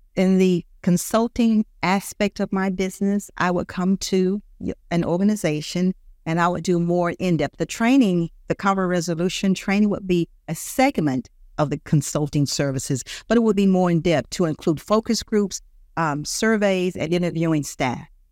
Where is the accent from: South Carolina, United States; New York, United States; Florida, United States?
South Carolina, United States; Greenville; moved away as an adult; also born or lived in Columbia, South Carolina; now in Lexington, United States; I was born in Greenville, South Carolina, and the way I got here in Columbia